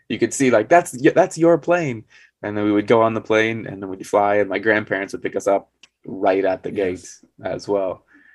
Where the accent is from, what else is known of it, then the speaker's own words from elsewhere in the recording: Arizona, United States; also born or lived in New York; I was actually born in New York, even though, as I said, I grew up in Arizona.